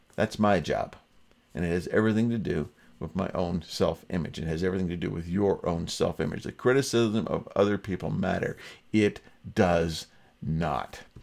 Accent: Ontario, Canada; Born and raised in Ontario, an English-speaking province

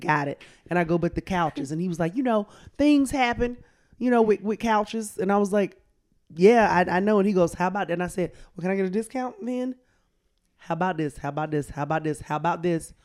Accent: Columbus, Georgia, United States; now in New York, United States; I am from Columbus, Georgia, right down the street.

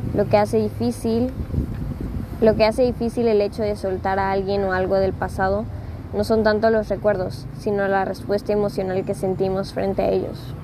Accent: Acapulco, Guerrero, Mexico; moved away as an adult; also born or lived in Puebla, Mexico; now in Los Cabos, Mexico; yo estaba en Acapulco, yo nací en Acapulco. Eh, me vine, me fui, me, mejor dicho, me fui a estudiar la universidad a Puebla

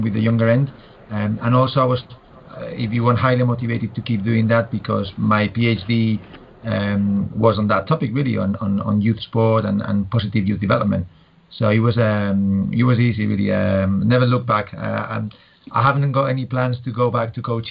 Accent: Madrid, Community of Madrid, Spain; moved away as an adult; now in United Kingdom; born and bred in Spain, in Madrid, but moved to the UK back in 99.

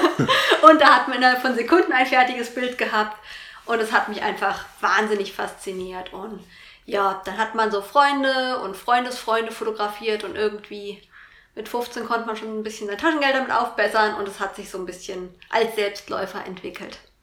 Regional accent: Vogelsberg, Hesse, Germany; also born or lived in Fulda area; now in Fulda, Germany; Ich komme ursprünglich aus dem Vogelsberg, wohne jetzt aber in einem kleinen Vorort von Fulda.

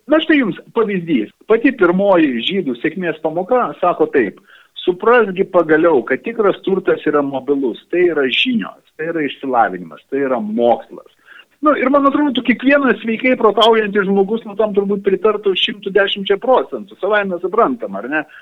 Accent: Lithuania; mes lietuviai esame vienintelė nacija visam regione

